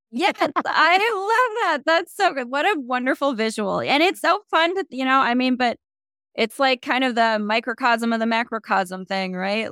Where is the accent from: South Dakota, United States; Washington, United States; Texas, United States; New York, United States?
South Dakota, United States; I come from South Dakota. I know what tiny little town and limited options on the ground looks like